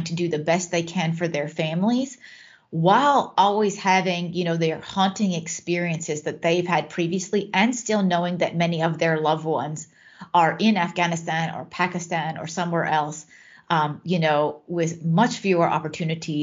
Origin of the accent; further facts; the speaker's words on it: United States; now in Netherlands; I am American